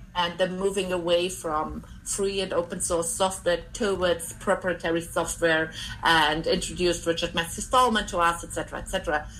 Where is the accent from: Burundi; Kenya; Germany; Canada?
Germany; East Germany; I'm from, I grew up in East Germany